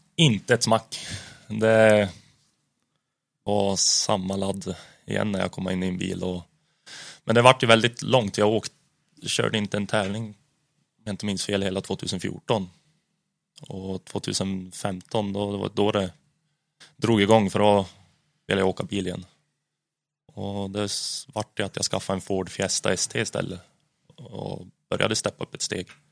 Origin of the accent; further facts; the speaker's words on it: Hudiksvall, Gävleborg County, Sweden; där hemma i Hudik